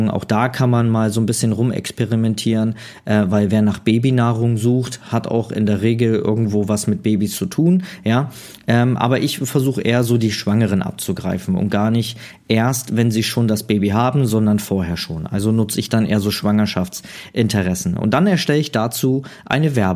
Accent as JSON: {"language": "German", "town": "Neumünster", "region": "Schleswig-Holstein", "country": "Germany", "said": "Also bei mir in Schleswig-Holstein, ich komme ja aus Neumünster"}